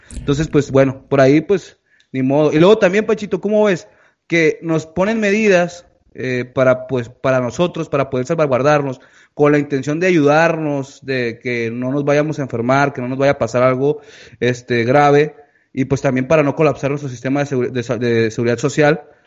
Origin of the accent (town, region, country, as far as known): Mexico